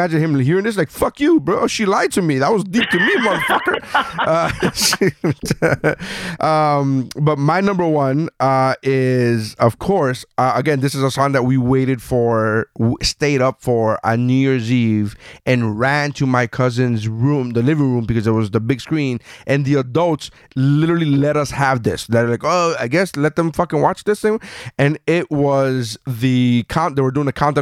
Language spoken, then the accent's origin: English; Miami, Florida, United States; also born or lived in Nicaragua; I was born in Nicaragua, but I came here when I was 3 years old. I'm still from Miami. I still claim Miami